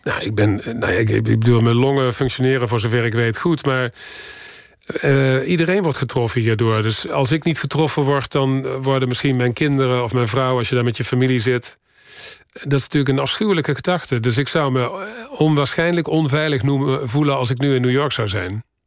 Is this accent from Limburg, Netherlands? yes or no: yes; Horst, Limburg, Netherlands; moved away; also born or lived in Paris; Ik kom uit Horst